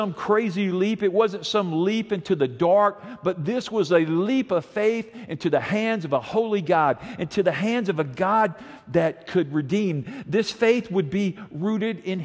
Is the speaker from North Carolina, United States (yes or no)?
no; Montgomery, Alabama, United States; we grew up here in Montgomery, and we lived over somewhere in East Montgomery